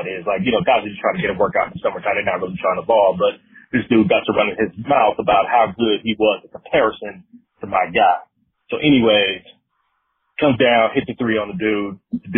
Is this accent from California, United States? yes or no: yes; Pomona, California, United States; But I grew up in Pomona, California, and this is back in the mid-90s